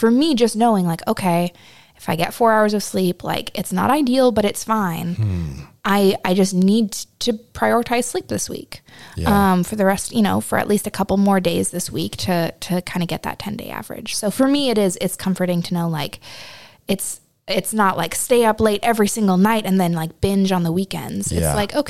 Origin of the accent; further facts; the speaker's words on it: West Coast, United States; I was raised on the West Coast